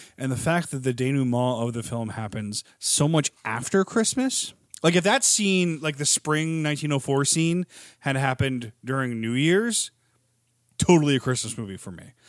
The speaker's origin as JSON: {"language": "English", "region": "Virginia", "country": "United States", "tie": "born or raised there", "also_born_or_lived": "Missouri", "said": "I was born in Missouri and raised in Virginia."}